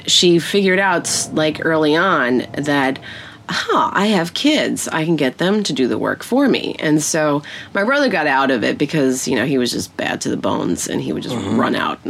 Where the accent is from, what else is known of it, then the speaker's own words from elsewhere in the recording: New York City, New York, United States; I grew up in Brooklyn, Bensonhurst